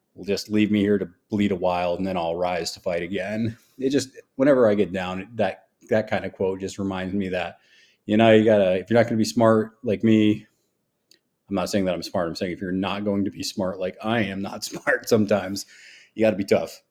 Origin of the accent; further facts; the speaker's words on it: New York, United States; now in the South, United States; I'm from New York